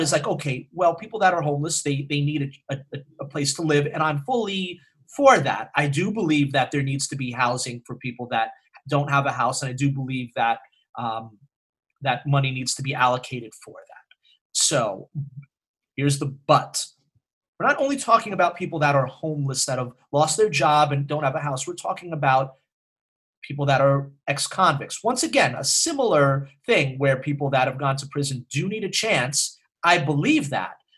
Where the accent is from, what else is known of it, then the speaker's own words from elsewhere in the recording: New York City, New York, United States; the neighborhood where Ryan and I grew up on the Upper West Side.